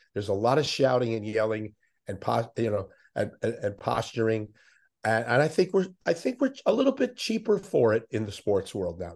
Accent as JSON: {"language": "English", "town": "Miami", "region": "Florida", "country": "United States", "tie": "born or raised there", "said": "I grew up in Miami"}